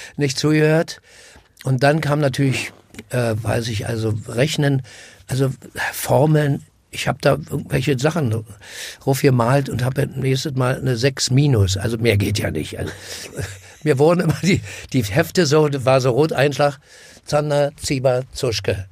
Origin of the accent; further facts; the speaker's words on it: Berlin, Germany; bin am Karl-Marx-Platz groß geworden